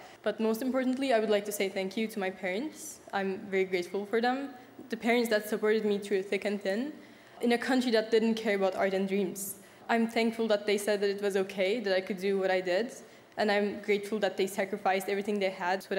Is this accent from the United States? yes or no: no; Turkey; I'm from Turkey, and from a small town in Turkey